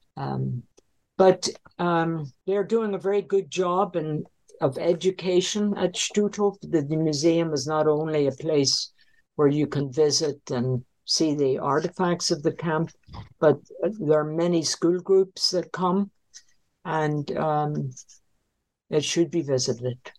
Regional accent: Northern Ireland, United Kingdom; moved away; the home I was brought up in in Northern Ireland

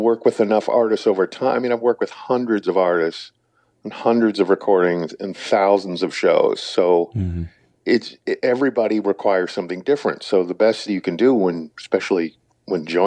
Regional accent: St. Louis, Missouri, United States; growing up in St. Louis

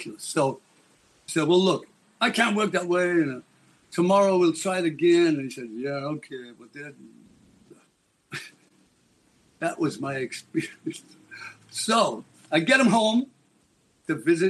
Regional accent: Liverpool, North West England, United Kingdom; I'm a kid from Liverpool

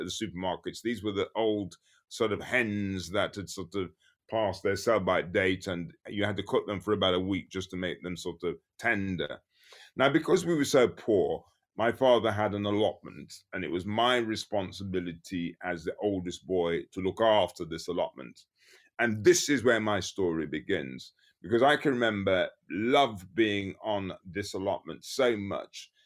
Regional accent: Birmingham, West Midlands, United Kingdom; born or raised there; also born or lived in Frankfield, Clarendon, Jamaica

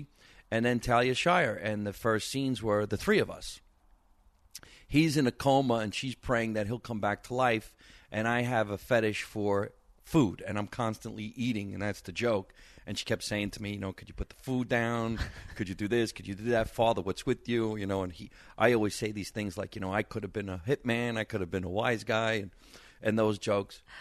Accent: Jersey Shore, New Jersey, United States; moved away as an adult; now in Los Angeles, United States; Nice Italian kid from New Jersey, growing up in the basement with mom

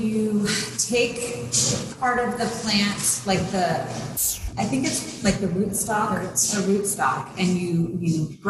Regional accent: Napa, California, United States; also born or lived in St. Helena, California; Yeah, I'm a local girl. I was born in St. Helena and grew up in Napa.

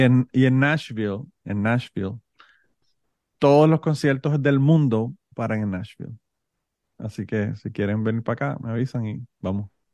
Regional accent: Puerto Rico; born or raised there; now in United States

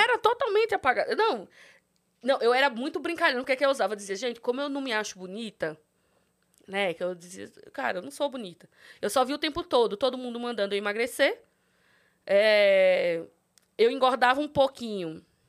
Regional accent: São Miguel dos Campos, Alagoas, Brazil; moved away; sou de São Miguel dos Campos, Alagoas, interiorzinho de Alagoas.

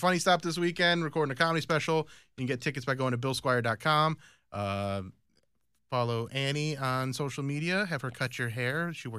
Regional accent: Medina, Ohio, United States; I grew up in Medina, and that is not the people that I was around.

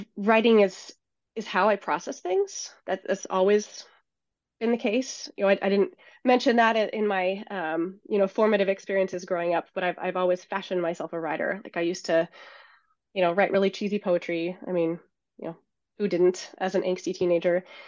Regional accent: Seattle, Washington, United States; moved away as an adult; I grew up in the Seattle area, which is where I'm now based

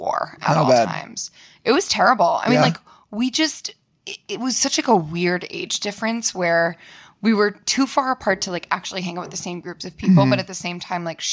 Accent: Andover, Massachusetts, United States; also born or lived in Boston, Massachusetts; I grew up in Andover, Mass

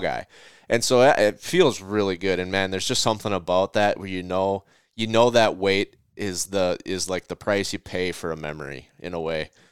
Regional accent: Minnesota, United States; my hometown of or home state of Minnesota

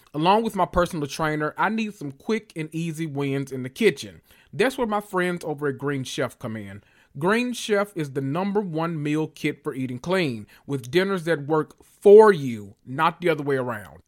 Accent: the South, United States; I'm from the South

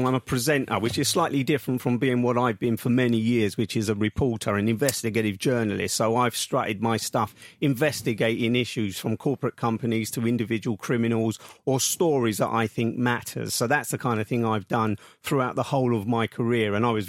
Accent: London, United Kingdom; accent: Cockney; I was born on the King and Queen Street on Woolworth Road, which is in Southeast London, and I'm a true Cockney, although I changed the tone of my voice over the years of being a BBC journalist.

